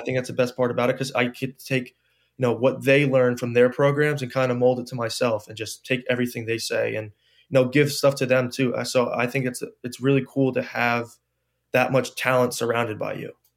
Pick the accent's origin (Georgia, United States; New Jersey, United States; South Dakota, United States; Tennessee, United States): New Jersey, United States; I wanted to play f, for my home state, you know, I didn't wanna travel far away from home.